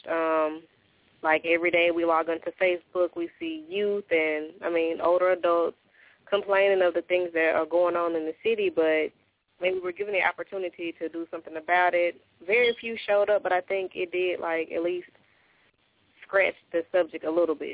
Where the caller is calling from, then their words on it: Oxford, Mississippi, United States; Oxford, Mississippi.